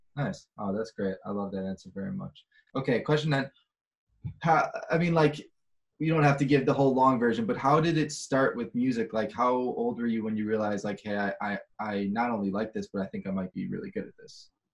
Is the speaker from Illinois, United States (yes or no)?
yes; Chicago, Illinois, United States; now in Los Angeles, United States; I'm from Chicago